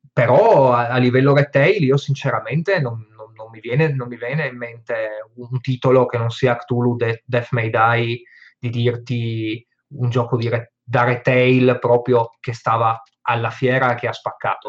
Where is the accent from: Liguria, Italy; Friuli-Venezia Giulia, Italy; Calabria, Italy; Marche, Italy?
Friuli-Venezia Giulia, Italy; io da buon friulano